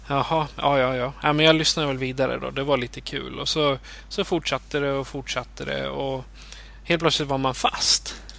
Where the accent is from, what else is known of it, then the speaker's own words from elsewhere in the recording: Eskilstuna, Södermanland, Sweden; jag är född och uppvuxen i Eskilstuna